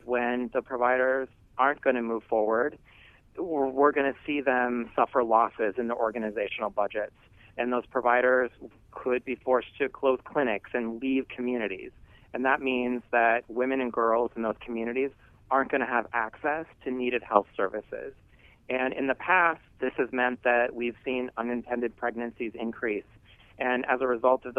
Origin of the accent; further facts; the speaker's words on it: rural Minnesota, United States; I grew up in rural Minnesota